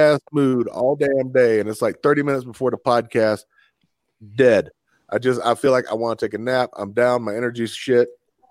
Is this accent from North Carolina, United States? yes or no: yes; North Carolina, United States; I was born in North Carolina, dude.